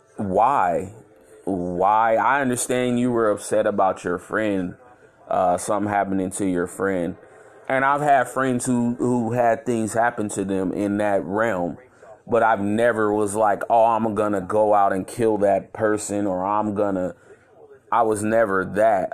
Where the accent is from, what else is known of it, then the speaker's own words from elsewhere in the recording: Chicago, Illinois, United States; I'm from Chicago, Illinois.